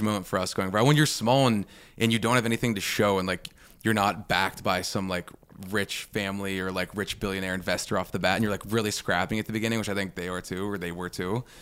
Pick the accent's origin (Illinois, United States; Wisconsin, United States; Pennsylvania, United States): Pennsylvania, United States; Pittsburgh; moved away as an adult; also born or lived in New York City; I'm from Pittsburgh